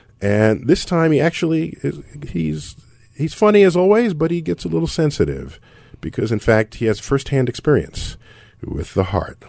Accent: New York City, New York, United States; Bronx in the house. You know I'm from the Bronx.

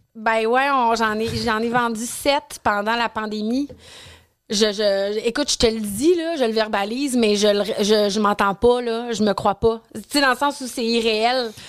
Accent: Quebec City, Quebec, Canada; moi je viens de Québec, puis je trouvais que ça faisait pas de sens que j'avais pas de comptoir sushi à la maison à Québec

